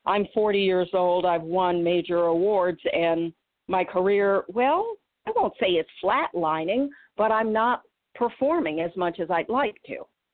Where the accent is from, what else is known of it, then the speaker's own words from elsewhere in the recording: Illinois and Michigan, United States; moved away as an adult; also born or lived in Boston / Atlanta; I grew up in the Midwest, Illinois and Michigan.